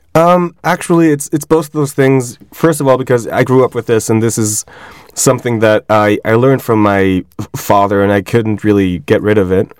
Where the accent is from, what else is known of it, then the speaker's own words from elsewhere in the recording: Switzerland; I grew up in Switzerland